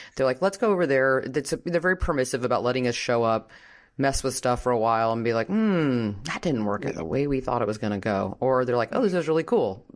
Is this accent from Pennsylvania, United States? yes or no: no; Washington, District of Columbia, United States; I'm from Washington